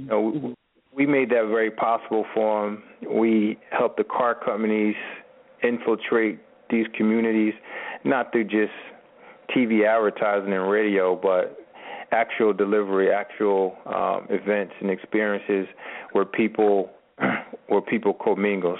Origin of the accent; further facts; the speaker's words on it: Camden, New Jersey, United States; I was born and raised in Camden, New Jersey, uh, which is right across the bridge from Philadelphia.